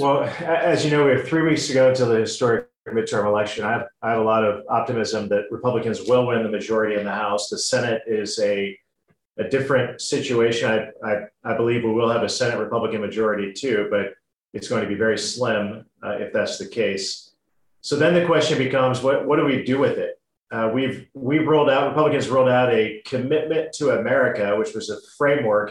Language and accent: English; Indiana, United States